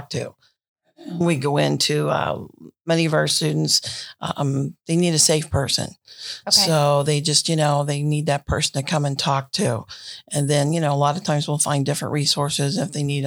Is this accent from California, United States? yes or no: no; New Philadelphia, Ohio, United States; I'm actually from New Philadelphia